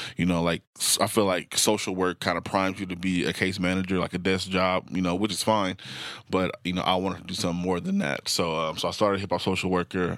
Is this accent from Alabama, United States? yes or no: no; Portland, Oregon, United States; I grew up in North and Northeast Portland